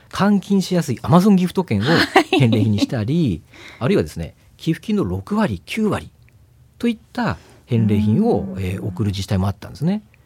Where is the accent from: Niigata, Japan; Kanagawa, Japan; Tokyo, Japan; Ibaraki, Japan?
Niigata, Japan; rural; 私はあの新潟の農村の出身なんですけども